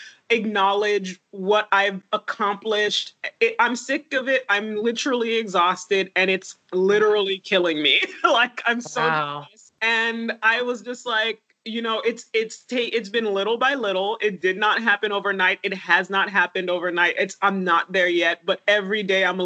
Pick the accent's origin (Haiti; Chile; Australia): Haiti; now in United States; I was born in Haiti to a 17-year-old